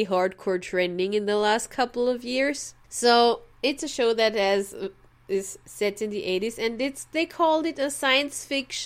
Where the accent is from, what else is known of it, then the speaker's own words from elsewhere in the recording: Austria; as an Austrian